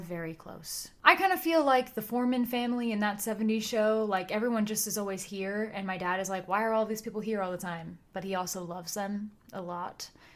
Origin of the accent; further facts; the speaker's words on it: California, United States; We're from California